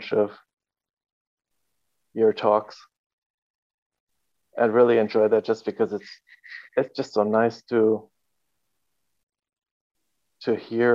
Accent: Carlsbad, California, United States; moved away as an adult; also born or lived in Oceanside, California; now in Germany; I was born and spent a lot of time in Carlsbad.

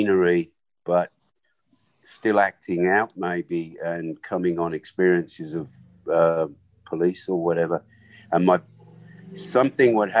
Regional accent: England, United Kingdom; first language Swahili; English is a second language; also born or lived in Africa; I was born in Africa and raised by a nanny who was obviously an African woman. And it came to about 6 years old, 5 or 6 years old, where my family took me back to their home, which was England.

